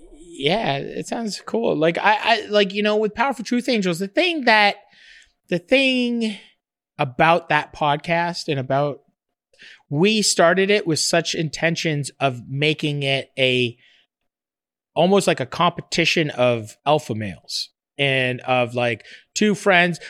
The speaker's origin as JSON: {"language": "English", "town": "Fort Erie", "region": "Ontario", "country": "Canada", "tie": "born or raised there", "said": "I grew up right in Fort Erie, right across from Buffalo."}